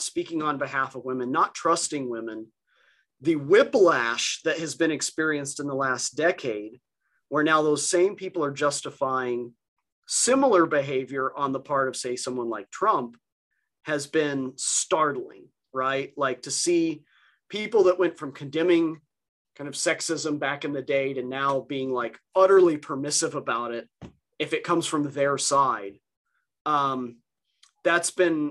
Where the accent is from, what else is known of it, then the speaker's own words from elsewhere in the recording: New Mexico, United States; I grew up in New Mexico